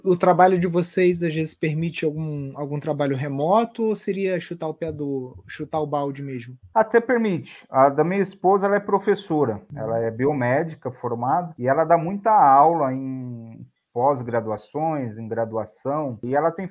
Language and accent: Portuguese; São Paulo, Brazil; a gente é paulista, tanto eu quanto ela, mas só que a gente tem, tanto eu quanto ela tem sangue mineiro